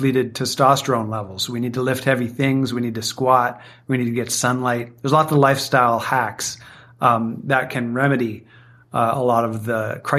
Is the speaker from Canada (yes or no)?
yes; Canada; I grew up playing hockey in Canada